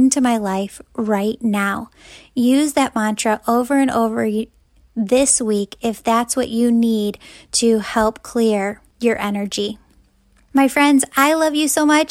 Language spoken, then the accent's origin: English; Wheaton, Illinois, United States; my hometown of Wheaton, Illinois